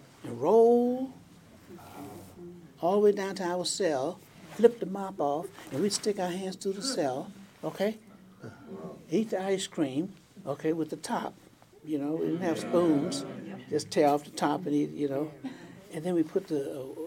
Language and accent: English; Tampa, Florida, United States; I grew up in Tampa, Florida